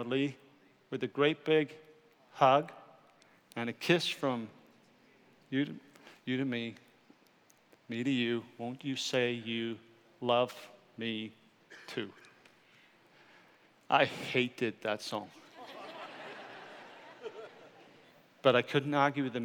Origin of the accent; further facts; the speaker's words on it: Wales, United Kingdom; I'm Welsh